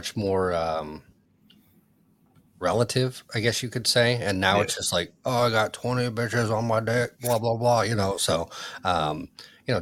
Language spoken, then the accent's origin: English; Michigan, United States; I grew up in, you know, Michigan